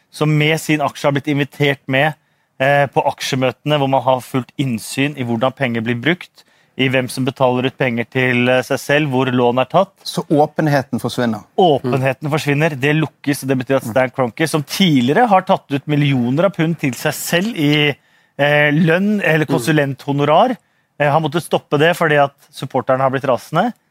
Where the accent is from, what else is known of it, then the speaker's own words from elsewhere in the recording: Norway; Unnskyld, unnskyld, jeg er fra Norge! Unnskyld!